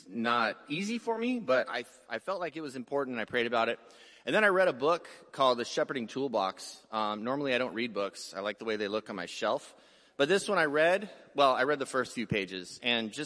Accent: San Diego, California, United States; We grew up poor in City Heights, San Diego

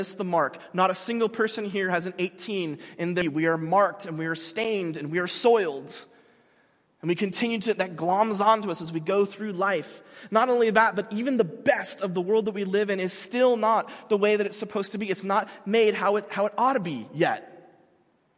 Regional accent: Mission Viejo, California, United States; moved away as an adult; I grew up in Mission Viejo.

